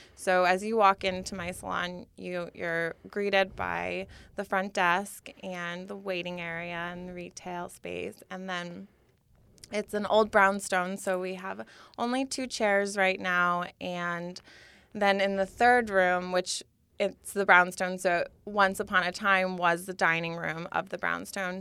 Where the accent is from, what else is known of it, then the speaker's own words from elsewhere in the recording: Schenectady, New York, United States; my hometown of Schenectady, New York